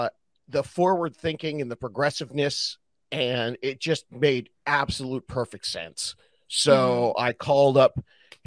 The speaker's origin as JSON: {"language": "English", "region": "Southern California", "country": "United States", "tie": "born or raised there", "said": "I'm from Southern California and grew up surfing"}